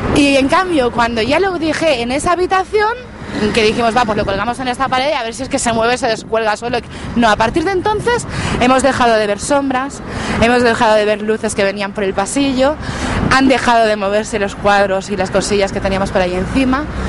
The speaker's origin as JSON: {"language": "Spanish", "town": "La Garriga", "region": "Catalonia", "country": "Spain", "said": "en mi pueblo, en La Garriga"}